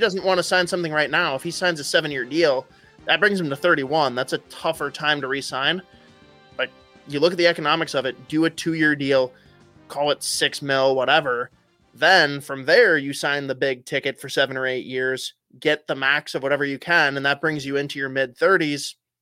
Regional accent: United States; being an American

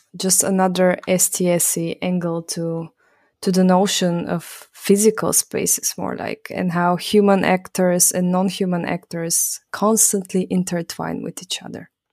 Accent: Bulgaria; now in Vienna, Austria; I'm from Bulgaria

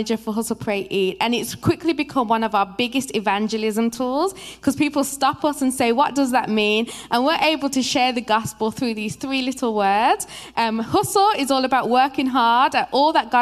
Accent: Birmingham, West Midlands, United Kingdom; moved away as an adult; now in United States; I'm actually from Birmingham, England, in the UK. And I'm here as a missionary

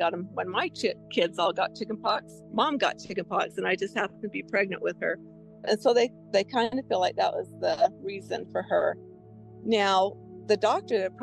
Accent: Utah, United States; I was from Utah and far away from home

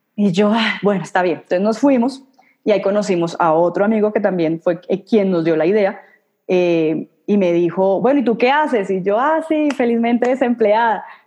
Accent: Cartagena, Bolívar, Colombia; now in Bogotá, Colombia; yo nací en Cartagena, en Colombia

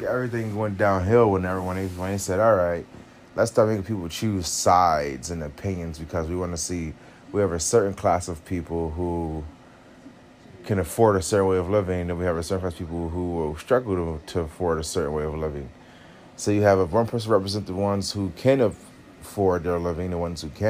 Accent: United States; because essentially I'm American.

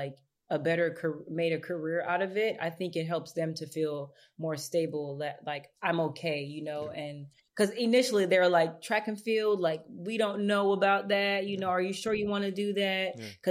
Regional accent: Los Angeles, California, United States; I'm originally from Los Angeles, California. So being from South Central, it kind of is helpful for you to kind of keep yourself busy

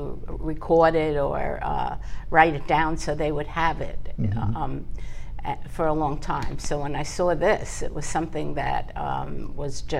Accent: New York City, New York, United States; also born or lived in Far Rockaway / Lawrence, New York; I grew up in Brooklyn in East New York

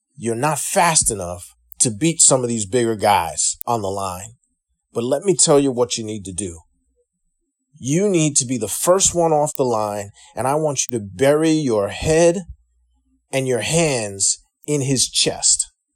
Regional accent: Freeport, New York, United States; moved away; also born or lived in Manhattan, New York / Bronx, New York / Brooklyn, New York / Tacoma Park, Maryland; I grew up pretty much in Long Island, Freeport, to be exact, South Shore

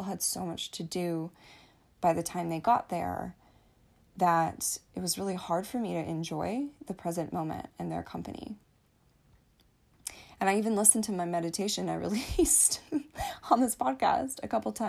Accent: United States; I am American, so we celebrated Thanksgiving with my family

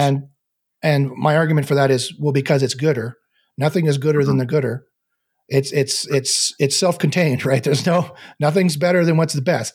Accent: Canada; I'm Canadian

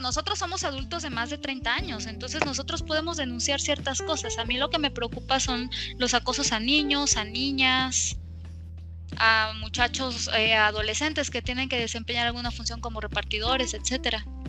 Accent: Campeche, Mexico; now in Mexico City, Mexico; Yo nací y crecí en Campeche, un lugar extremadamente caliente

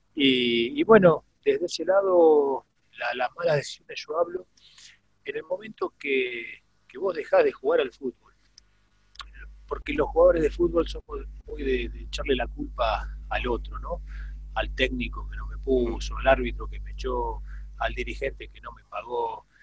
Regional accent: Villa Domínico, Buenos Aires Province, Argentina; also born or lived in Parque Patricios, Buenos Aires / Wilde; yo nací en Parque Patricio. mi viejo, mi viejo era policía de la Federal, entonces nací en el Parque, en el, en el Hospital Churruca. Parque Patricio. Apenas nací, ya estábamos ellos viviendo en Villa Domínico, así que soy, soy porteño por cinco minutos nada más

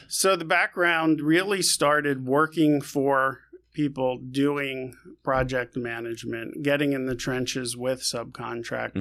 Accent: New York City, New York, United States; born and raised in new york

